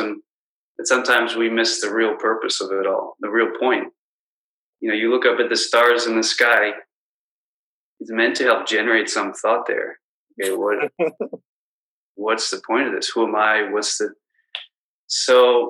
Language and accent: English; Washington, District of Columbia, United States; now in Chicago, United States; I grew up in Washington, D.C., so it was in the suburbs